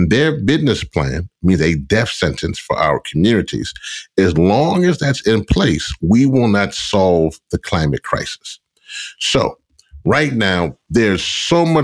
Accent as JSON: {"language": "English", "region": "Louisiana", "country": "United States", "tie": "born or raised there", "said": "my home area, my home state in Louisiana, in the Gulf Coast"}